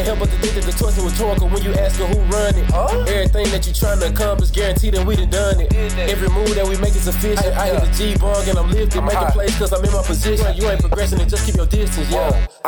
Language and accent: English; Memphis, Tennessee, United States; I'm from Memphis, nigga. Known to rep that shit like it's our own state.